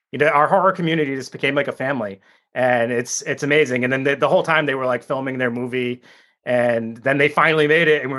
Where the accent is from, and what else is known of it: Rhode Island, United States